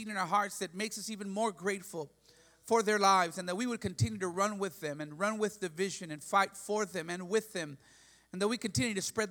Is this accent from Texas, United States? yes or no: yes; McAllen, Texas, United States; I come from McAllen, Texas. That's deep south Texas, border with Reynosa.